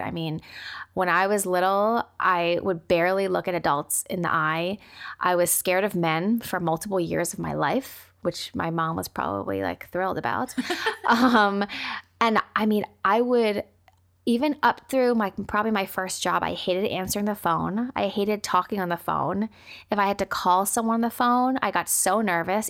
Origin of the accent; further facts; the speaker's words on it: United States; being Asian American and growing up with immigrant parents